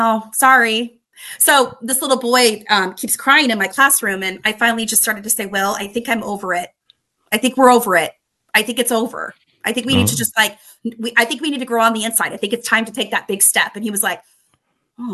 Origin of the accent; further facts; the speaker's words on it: Spokane, Washington, United States; my hometown in Spokane, Washington